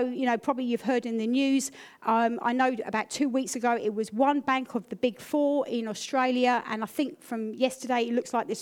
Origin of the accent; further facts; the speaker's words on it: United Kingdom; I'm British